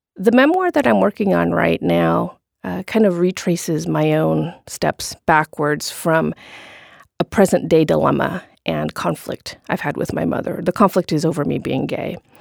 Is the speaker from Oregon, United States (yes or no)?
yes; Corvallis, Oregon, United States; also born or lived in Cambodia; growing up in Corvallis, Oregon. My family had escaped, uh, the war and genocide in Cambodia.